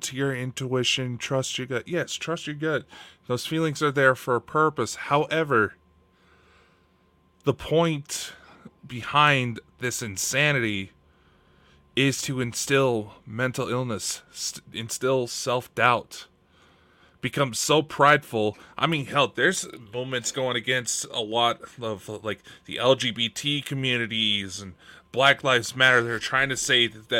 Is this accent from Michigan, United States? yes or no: no; Idaho, United States; I'm from Idaho